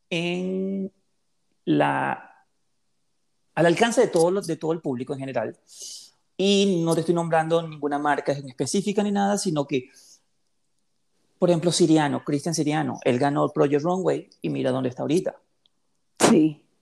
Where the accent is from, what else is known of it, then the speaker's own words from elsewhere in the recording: Venezuela; moved away; yo soy venezolano, pero tengo muchísimos años aquí